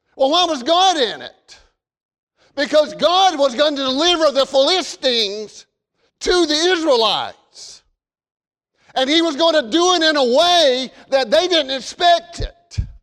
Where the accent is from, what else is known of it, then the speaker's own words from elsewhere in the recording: the South, United States; accent: southern; my southern accent